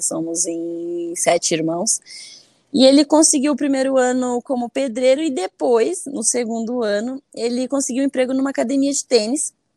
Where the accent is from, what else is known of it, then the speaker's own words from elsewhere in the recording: Curitiba, Paraná, Brazil; also born or lived in Alagoas / Pernambuco / France; Eu nasci em Alagoas, mas apenas nasci porque eu mora, sempre morei, sempre morei até os sete anos, né? Eu morei em Pernambuco. Então, com sete anos, a gente foi para Curitiba